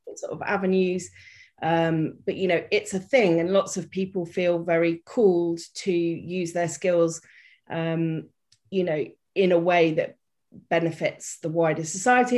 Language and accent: English; United Kingdom; also born or lived in Reunion Island; I am British. You may have guessed by the accent.